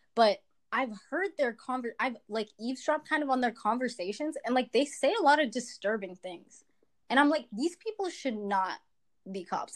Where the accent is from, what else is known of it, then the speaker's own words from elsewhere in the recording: Quincy, Massachusetts, United States; I'm from Quincy and that's mostly Asian. My school's mostly Asian and I spent like my whole high school years